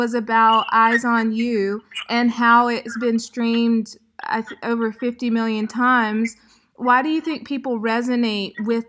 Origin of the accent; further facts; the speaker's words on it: South Carolina, United States; now in Beirut, Lebanon; I'm your southern neighbor to the south, South Carolina.